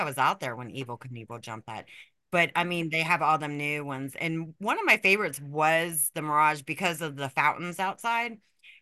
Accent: Las Vegas, Nevada, United States; moved away; I grew up in Vegas

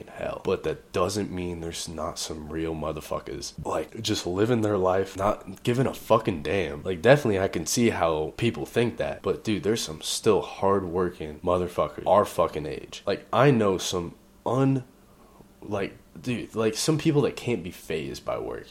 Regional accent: the Bay Area, California, United States; now in Idaho, United States; I'm from the fucking Bay

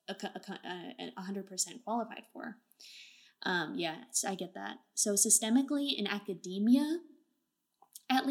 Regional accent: Bay Area, California, United States; also born or lived in Portland, Oregon; I'm from Portland, Oregon, and, you know, grew up in the Bay Area

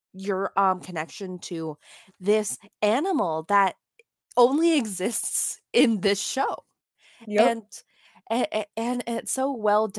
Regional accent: Florida, United States; We're from Florida

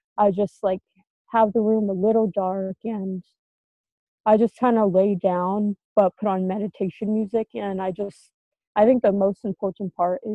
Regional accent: Las Vegas, Nevada, United States; I'm from Las Vegas

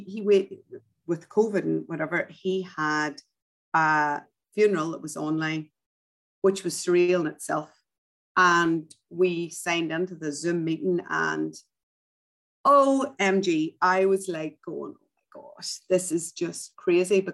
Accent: Ireland; moved away; grew up as an Irish Catholic

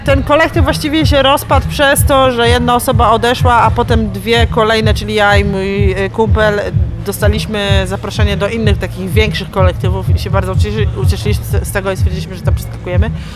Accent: Masovian Voivodeship, Poland; moved away as an adult; now in Poznań, Poland; Ja jestem z Mazowsza

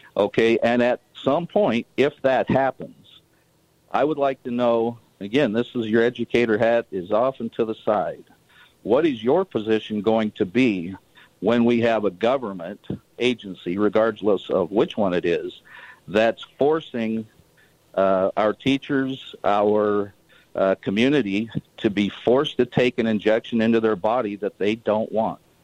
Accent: Utah, United States; an American and a fellow Utahn

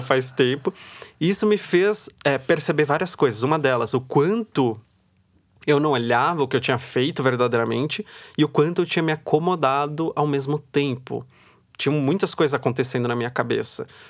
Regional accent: Osasco, São Paulo, Brazil; Eu venho de Osasco. Então, em Osasco, todo mundo antigamente ia trabalhar na Cidade de Deus

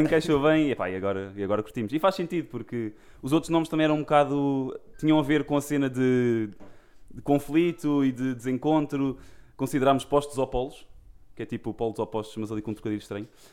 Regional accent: Seixal, Setúbal, Portugal; nós somos aqui de Setúbal, somos de Seixal.

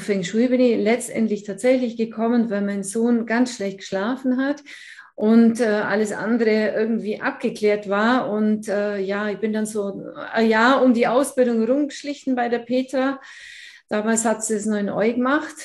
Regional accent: Allgäu, Bavaria, Germany; ich komme hier aus dem Allgäu. Man hört es wahrscheinlich auch etwas, ganz verleugnen kann ich es nicht.

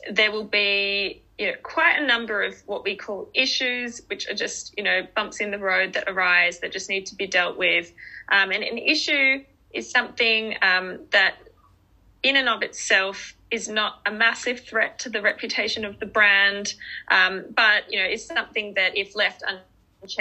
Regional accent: Australia; accent: Aussie; moved away; also born or lived in Melbourne, Australia; You can probably tell by my accent that I'm an Aussie.

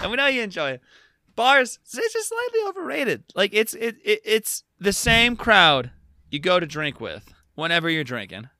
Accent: United States; as an American citizen

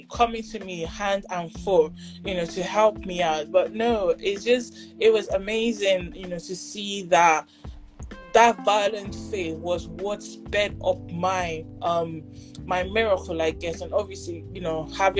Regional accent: Igbo, Igboland, Nigeria; I'm Nigerian, I'm Igbo

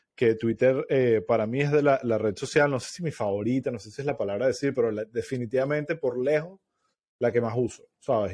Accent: Venezuela; moved away; como venezolano

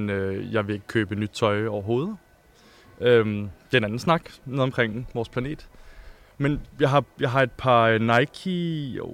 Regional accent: Copenhagen, Capital Region of Denmark, Denmark; moved away as an adult; now in Berlin, Germany; jeg er øh, født og opvokset i København

